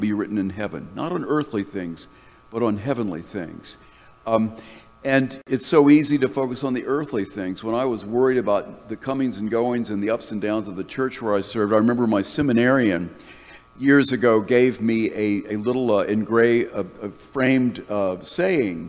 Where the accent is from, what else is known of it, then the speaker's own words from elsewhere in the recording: North Carolina, United States; moved away as an adult; I had fled the conservative evangelical ethos of the church that I grew up in North Carolina